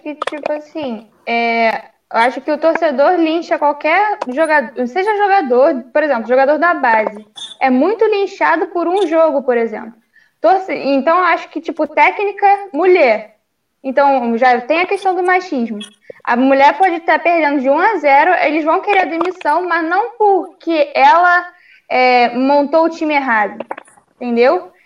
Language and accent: Portuguese; Rio, Rio de Janeiro, Brazil; eu sou do Rio